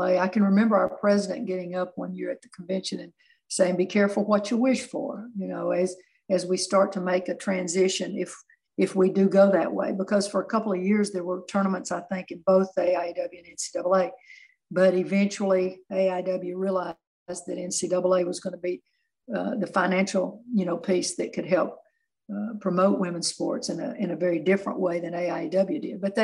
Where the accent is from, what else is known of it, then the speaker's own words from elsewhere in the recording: Chattanooga, Tennessee, United States; I grew up in East Lake, and my parents owned a little mom and pop restaurant for 50 years